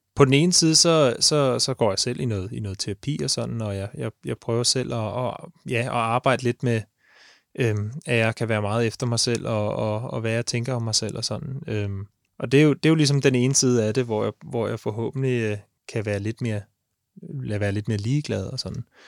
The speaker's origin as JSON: {"language": "Danish", "town": "Ishøj", "region": "Capital Region of Denmark", "country": "Denmark", "said": "Jeg er fra Ishøj, og jeg er tømmerlærling"}